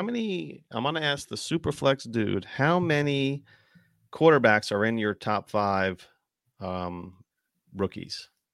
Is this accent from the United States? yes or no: yes; New Jersey, United States; also born or lived in New York City; I'm from, I'm from Jersey, I live, I currently am back in Jersey, but I'm nowhere near where I used to live.